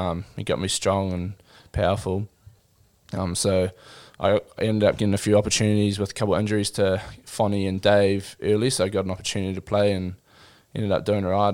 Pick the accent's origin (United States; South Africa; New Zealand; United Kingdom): New Zealand; Christchurch, Canterbury; also born or lived in Auckland / Gisborne; I grew up in Christchurch